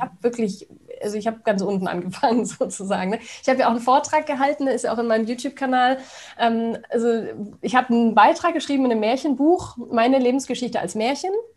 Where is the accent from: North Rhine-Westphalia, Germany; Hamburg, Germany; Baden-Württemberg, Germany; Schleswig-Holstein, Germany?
Baden-Württemberg, Germany; Stuttgart area; now in Königstein im Taunus, Germany; Stuttgart, ne? ich komme ja aus der Ecke da unten